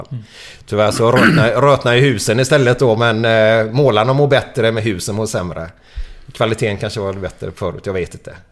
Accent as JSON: {"language": "Swedish", "town": "Askim", "region": "Västra Götaland", "country": "Sweden", "tie": "born or raised there", "said": "Jack och jag, vi är uppvuxna på Askim tillsammans."}